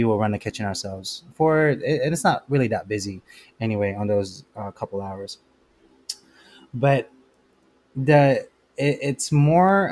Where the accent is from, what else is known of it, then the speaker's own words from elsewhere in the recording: Philippines; now in United States; I'm Filipino. I was raised in the Philippines